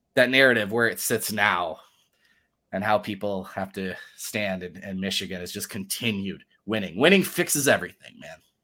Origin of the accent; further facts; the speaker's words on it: Germany; moved away; I was born in Germany, and I lived in Germany